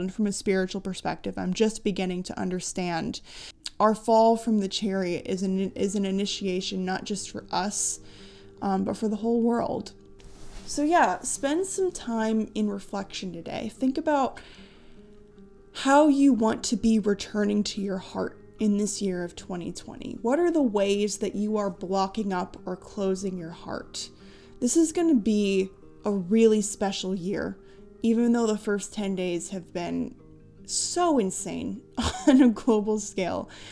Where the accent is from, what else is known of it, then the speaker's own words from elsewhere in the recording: United States; my soul chose to be born in the United States, and I have a deep affinity for my country